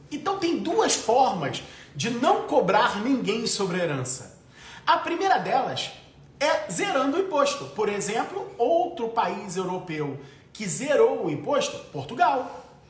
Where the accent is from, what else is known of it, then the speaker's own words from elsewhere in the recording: Brazil; Eu sou brasileiro, eu tenho família.